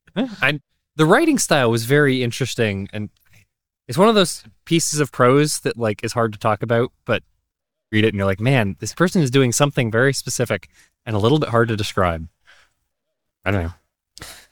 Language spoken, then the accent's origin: English; Boston, Massachusetts, United States; moved away; I'm from Boston myself